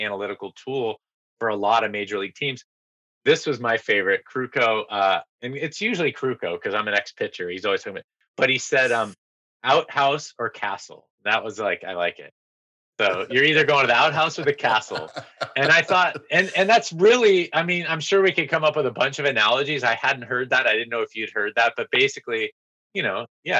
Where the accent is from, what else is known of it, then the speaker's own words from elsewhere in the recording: Bay Area, California, United States; I grew up in the Bay Area